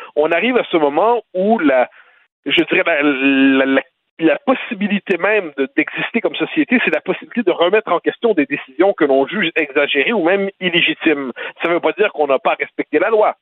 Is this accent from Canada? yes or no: yes; Quebec, Canada